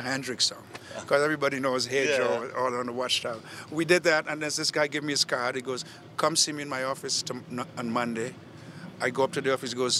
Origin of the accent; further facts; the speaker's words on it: Trinidad & Tobago; I'm from Trinidad